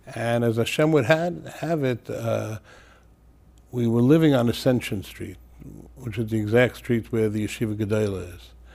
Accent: New York City, New York, United States; moved away as an adult; also born or lived in Israel / Teaneck, New Jersey; now in Passaic, United States; I was born in Brooklyn and, uh, originally in Crown Heights. We moved to Canarsie

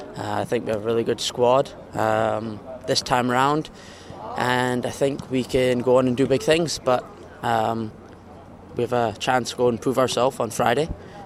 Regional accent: Canada; born there; I was born in Canada, so I think I should play for Canada

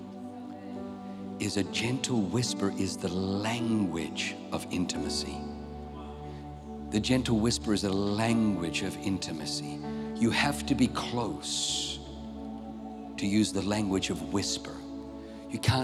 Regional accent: Australia; I grew up in Australia

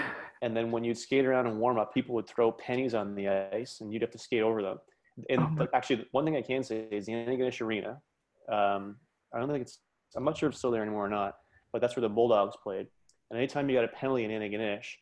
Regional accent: New Glasgow, Nova Scotia, Canada; also born or lived in Windsor, Ontario / Halifax, Nova Scotia; where I grew up in Nova Scotia

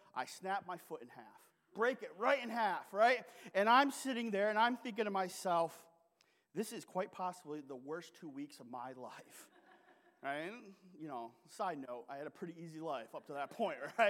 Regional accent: Sault Ste. Marie, Michigan, United States; moved away; also born or lived in Eastern Kentucky / Burke, Virginia; the Sioux Locks, which are in my hometown

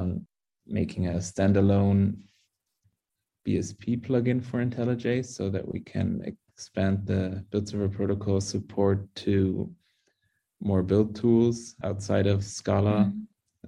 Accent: Munich, Bavaria, Germany; first language English and German; also born or lived in United States; I was born with English, basically. It's my mother tongue, you could say, since my mother is from America. So I grew up bilingually with both English and German

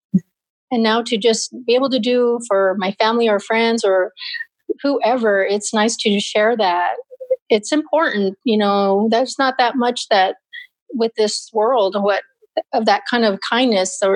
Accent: Mammoth, Arizona, United States; small little town called Mammoth

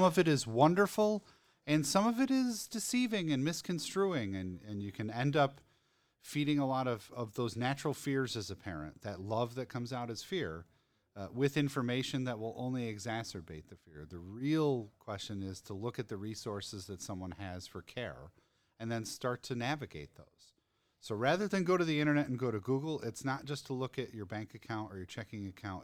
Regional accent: Denver, Colorado, United States; my hometown.

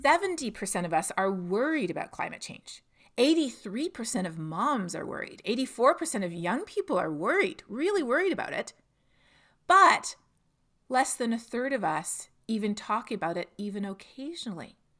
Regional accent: Toronto, Ontario, Canada; moved away as an adult; I'm from Toronto

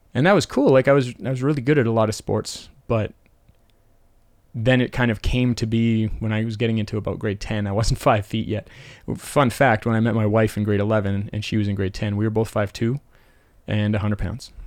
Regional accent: Calgary, Alberta, Canada; I grew up in Temple in northeast Calgary

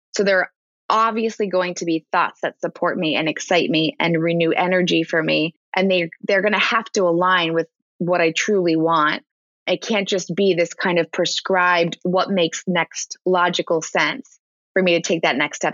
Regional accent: Ridgewood, New Jersey, United States; I grew up in New Jersey and it was public school in New Jersey, in Ridgewood, New Jersey

